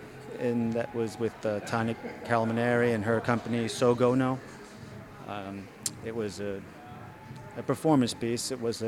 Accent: Massachusetts, United States; moved away as an adult; now in Brooklyn, United States; Originally, I'm from Massachusetts. Yeah, and I've been in New York about 12, 13 years now.

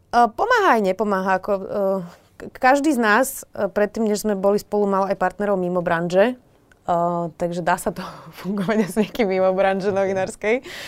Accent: Bratislava, Bratislava Region, Slovakia; som sa narodila do bratislavskej um, bohatšej rodiny

